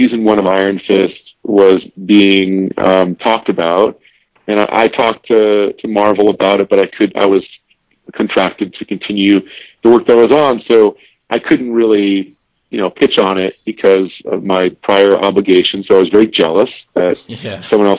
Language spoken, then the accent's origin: English; New York City, New York, United States; I grew up on the Upper West Side of New York City, on 105th and Broadway